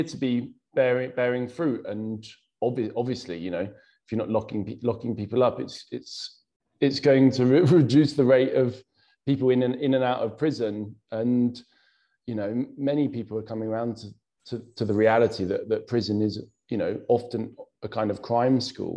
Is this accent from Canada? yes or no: no; Bletchley, South East England, United Kingdom; also born or lived in Bethnal Green, London; now in London, United Kingdom; living in Bethnal Green, growing up in Bletchley